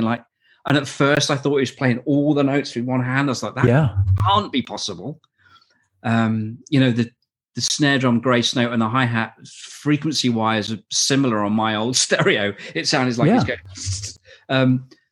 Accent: Shropshire, West Midlands, United Kingdom; also born or lived in Manchester; I had a teacher in Shropshire where I grew up in England

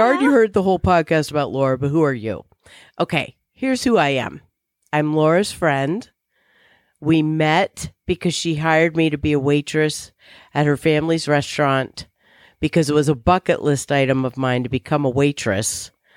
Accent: Virginia, United States; I grew up in Virginia

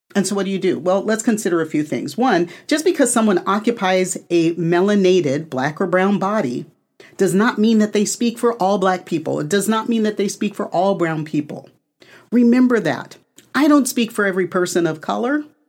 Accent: United States; I am North American, right? Born in, on the continent of North America

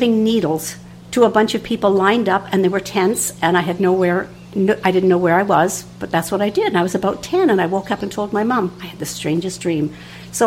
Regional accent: Canada; I'm a nurse from Canada

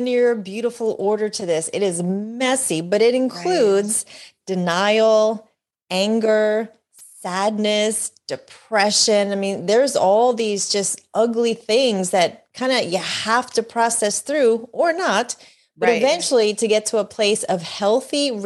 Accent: New York, New Jersey, Northeast area, United States; I was born and raised in the New York, New Jersey, Northeast area

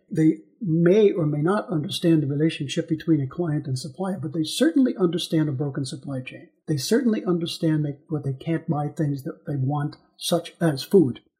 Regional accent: Missouri, United States; I'm from Missouri, as we say in the in the states. I'm from Missouri, and Missouri is known as the Show Me State.

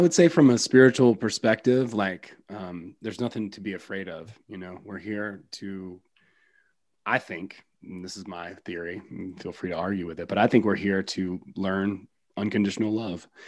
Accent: West Georgia, United States; I grew up in West Georgia.

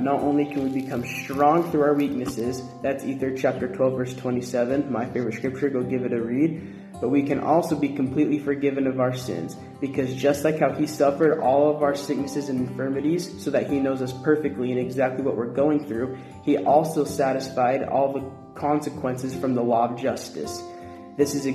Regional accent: Kaysville, Utah, United States; moved away as an adult; now in Mexico; I'm from Kaysville, Utah, and I'm currently serving in the Mexico Monterey West Mission speaking Spanish

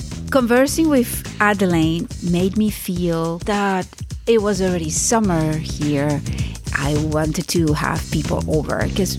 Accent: Venezuela; moved away; and where I grew up in Venezuela

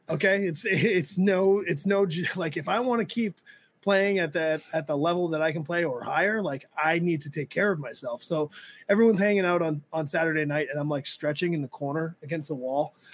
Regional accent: New England, United States; I was like, we're from New England.

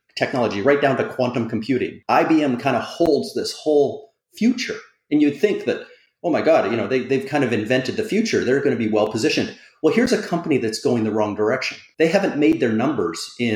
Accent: Canada; as a Canadian

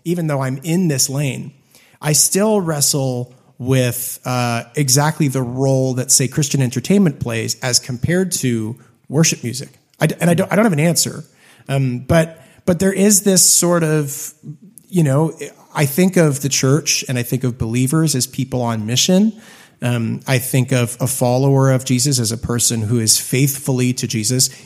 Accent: Hamilton, Ontario, Canada; growing up in Hamilton, Canada

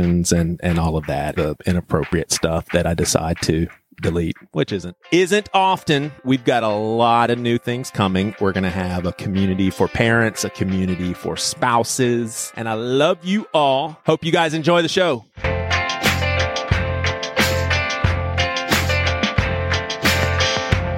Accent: Charleston, South Carolina, United States; Robbie and I, we're both from Charleston, South Carolina

